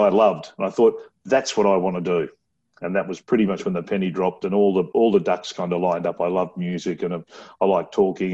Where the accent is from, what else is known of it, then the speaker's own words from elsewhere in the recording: Brisbane, Queensland, Australia; also born or lived in Laverton, Melbourne, Victoria; I was born in Melbourne, but I went to school in Queensland.